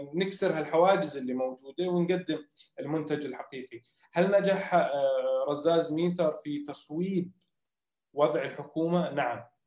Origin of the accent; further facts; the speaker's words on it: Jordan; احنا ناس اردنيين